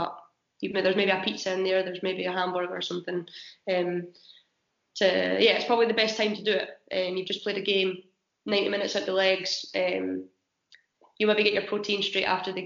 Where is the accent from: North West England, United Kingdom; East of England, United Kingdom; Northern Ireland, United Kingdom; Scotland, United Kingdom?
Scotland, United Kingdom; moved away; being Scottish and not eating salmon over here as well